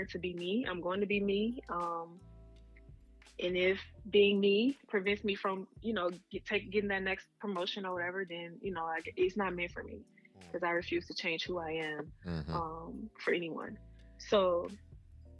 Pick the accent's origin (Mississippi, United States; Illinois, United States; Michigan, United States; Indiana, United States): Mississippi, United States; moved away; I'm super proud of where I'm from. I rep it always. We'll always rep it. And I don't meet a lot of people from Mississippi